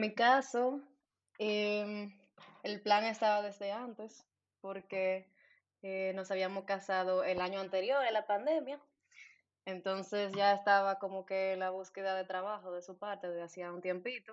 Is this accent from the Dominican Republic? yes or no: yes; Santo Domingo, Distrito Nacional, Dominican Republic; moved away as an adult; now in Berlin, Germany; Soy de Santo Domingo, República Dominicana.